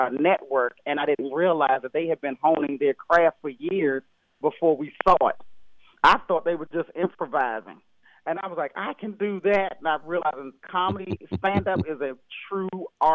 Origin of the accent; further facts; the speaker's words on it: Temple Hills, Maryland, United States; I grew up in Temple Hills, Maryland, right outside of 5 minutes from Washington, D.C.